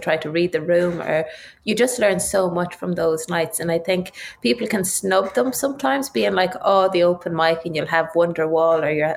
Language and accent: English; Ireland; I started like every rural child in Ireland on the tin whistle at five